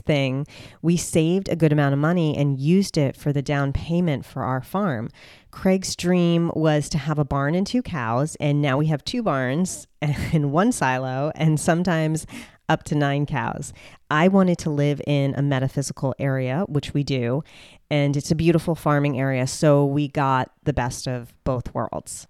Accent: New Jersey, United States; moved away; I'm from the Sopranos, Jersey Shore state of New Jersey, right next to New York. And I grew up in a suburban area

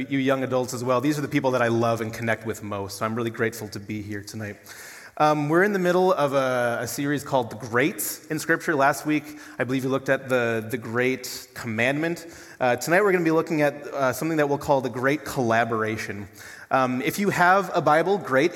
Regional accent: Duluth, Minnesota, United States; now in Brookings, United States; I'm from Duluth, Minnesota

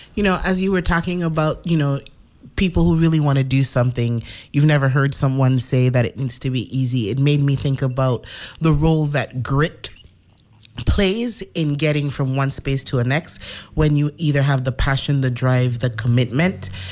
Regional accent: St. Thomas, U.S. Virgin Islands; now in St. Croix, U.S. Virgin Islands; I was born in the Virgin Islands, St. Thomas.

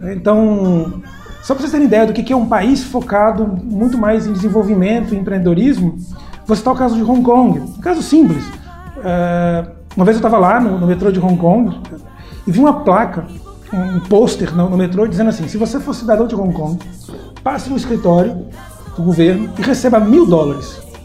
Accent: João Pessoa, Paraíba, Brazil; moved away as an adult; also born or lived in Belo Horizonte / São Paulo; eu sou de João Pessoa, voltei para João Pessoa em 2008

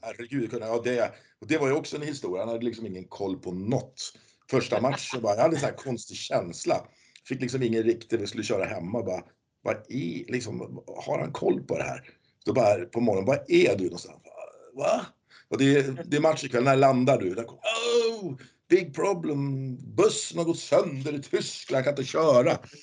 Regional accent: Hallstavik, Stockholm County, Sweden; Jag är ju från Hallstavik också. Vi är ju två lokala

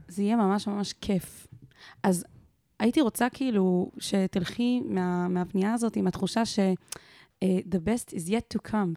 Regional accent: Israel; אני גדלתי בקיבוץ

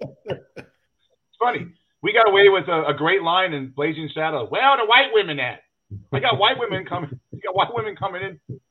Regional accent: Los Angeles, California, United States; I'm from Los Angeles

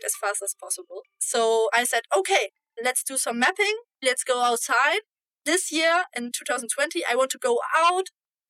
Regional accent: Germany; I am from Germany.

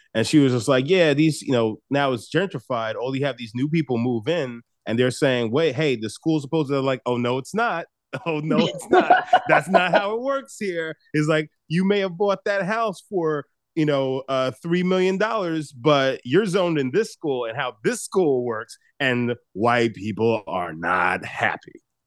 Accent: Long Island, New York, United States; I grew up on Long Island. So I grew up in the suburbs

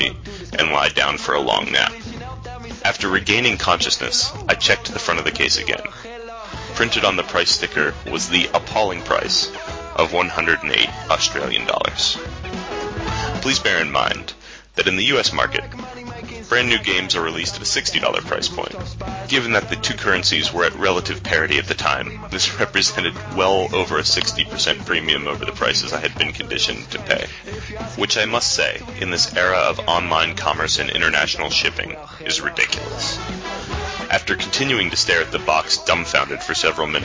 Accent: United States; moved away as an adult; now in Melbourne, Australia; my home country

